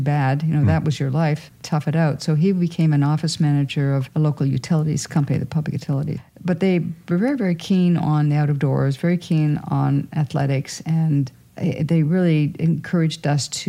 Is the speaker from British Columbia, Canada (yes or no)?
no; Sault Ste. Marie, Ontario, Canada; the Bush Plane Museum in my hometown